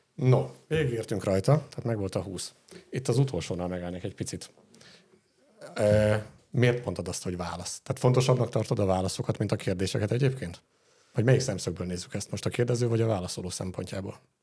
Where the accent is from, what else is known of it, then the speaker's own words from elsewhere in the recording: Dunaújváros, Fejér, Hungary; Itt Dunajvárosban milyen élni? Ez azért fura saját szempontból, mert itt születtem